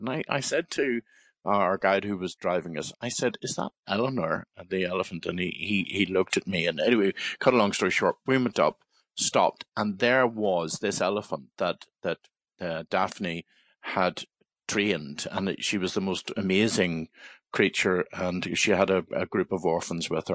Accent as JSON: {"language": "English", "town": "Belfast", "region": "Northern Ireland", "country": "United Kingdom", "tie": "born or raised there", "said": "I was born in Belfast and I lived very near the Bellevue Zoo on the Antrim Road in Belfast"}